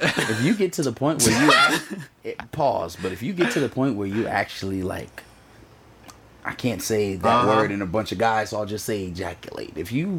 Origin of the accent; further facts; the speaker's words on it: the South, United States; I'm from the South, so I was raised chivalrous.